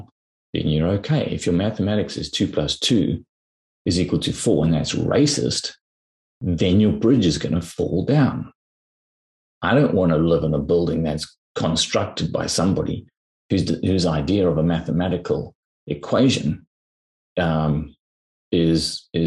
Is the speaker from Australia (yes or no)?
no; South Africa; you and I grew up in South Africa